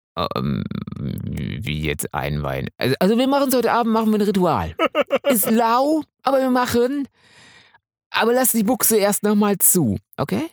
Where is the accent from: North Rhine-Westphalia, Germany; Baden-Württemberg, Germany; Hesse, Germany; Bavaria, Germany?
North Rhine-Westphalia, Germany; Münsterland; ich bin ja Münsterländer